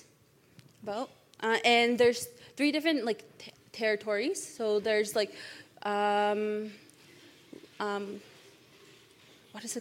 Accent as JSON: {"language": "English", "area": "Iwishchi", "region": "Quebec", "country": "Canada", "moved": "yes", "lives_now": "Ottawa, Canada", "said": "I'm from Iwishchi"}